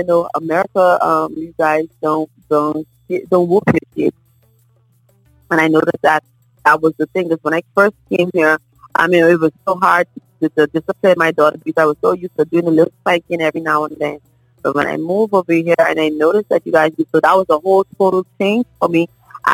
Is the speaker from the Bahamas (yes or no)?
yes; Bahamas; moved away; when I first came here, I'm from the Bahamas